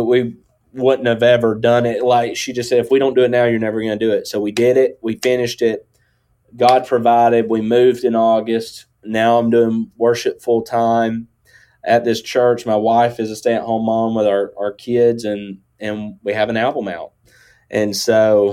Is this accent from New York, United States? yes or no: no; Northwest Georgia, United States; accent: country; I grew up in Northwest Georgia.